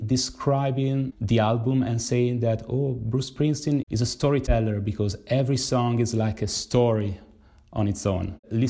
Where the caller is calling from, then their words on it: Milan, Lombardy, Italy; I'm speaking from Milan, Italy.